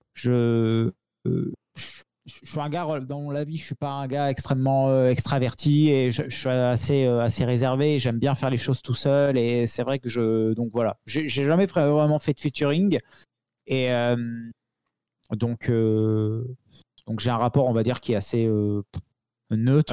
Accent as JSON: {"language": "French", "area": "the South", "region": "southern France", "country": "France", "said": "je suis un gars du Sud"}